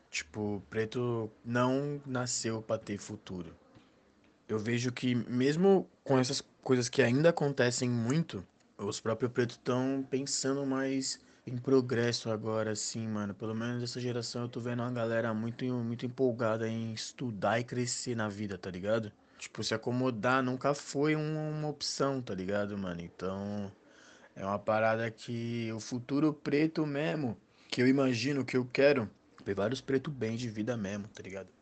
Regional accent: São Paulo, Brazil; sou aqui do Capão Redondo, tenho 23 anos

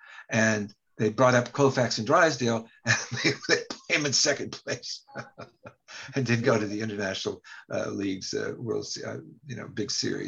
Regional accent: Buffalo, New York, United States; born there; But anyway, so I was born in Buffalo. And my dad was playing for the Buffalo Bisons.

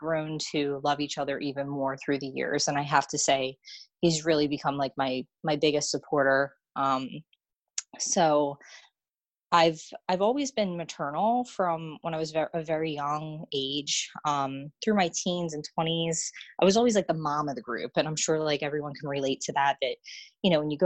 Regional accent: Washington Township, New Jersey, United States; also born or lived in Monroeville, New Jersey; I was born and raised in Washington Township, New Jersey

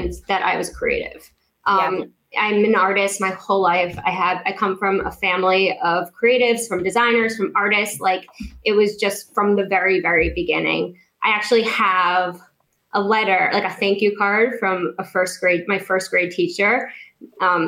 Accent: New York, United States; now in South Florida, United States; I'm originally from New York

